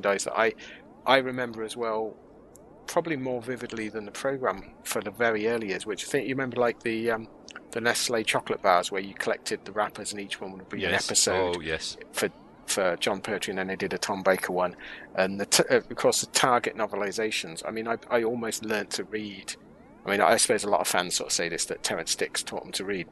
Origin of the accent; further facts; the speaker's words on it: United Kingdom; Growing up in the UK